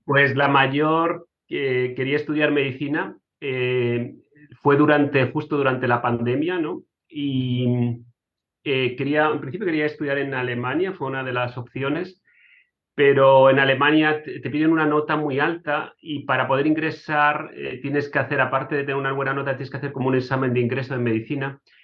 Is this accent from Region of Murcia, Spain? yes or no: yes; Cartagena, Region of Murcia, Spain; moved away as an adult; also born or lived in Madrid / Germany / United States; now in Hungary; yo nací en, Cartagena, en, en, Murcia, y mm, estudié en Madrid